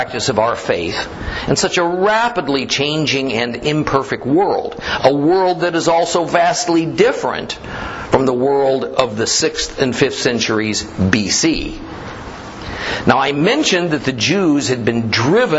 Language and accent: English; United States; I'm an American born in America, not a German born in America